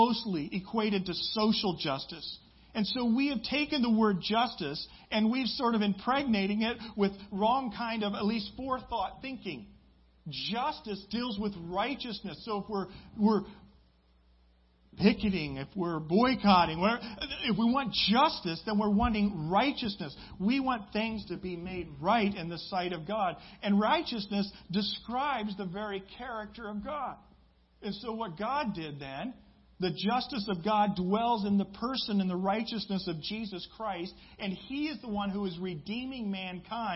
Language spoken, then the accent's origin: English; Midwest, United States; I grew up in the Midwest